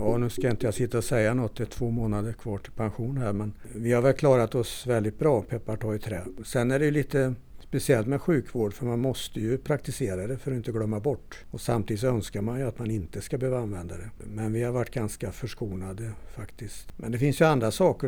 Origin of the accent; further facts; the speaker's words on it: Torsby, Värmland, Sweden; moved away; also born or lived in Östersund / Stöllet; kommer ursprungligen från Torsby